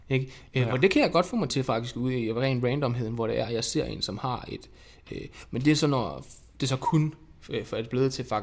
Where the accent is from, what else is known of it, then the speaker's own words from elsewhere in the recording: Denmark; er dansker, ikke?